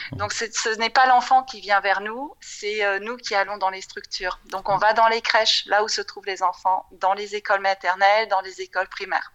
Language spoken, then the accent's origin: French; France; moved away as an adult; also born or lived in Paris / Frankfurt / London / Germany; je suis française, j'ai grandi en France